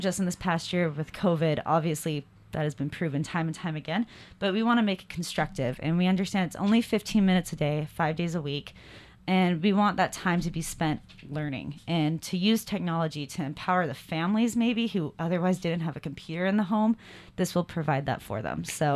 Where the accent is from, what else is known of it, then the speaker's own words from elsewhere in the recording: Salt Lake City, Utah, United States; I'm from Salt Lake City, Utah